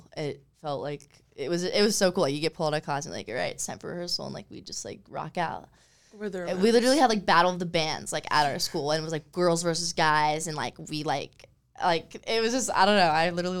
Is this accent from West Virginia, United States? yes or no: no; Huntington Beach, California, United States; I'm from Huntington Beach. I grew up in Huntington Beach, still in Huntington Beach.